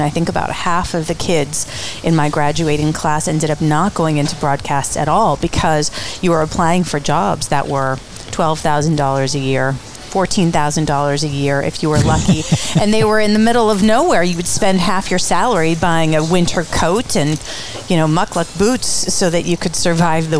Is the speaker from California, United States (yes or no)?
yes; San Diego, California, United States; also born or lived in Coral Gables, Florida; we moved to Southern California when I was in second grade in San Diego, North County. I grew up there.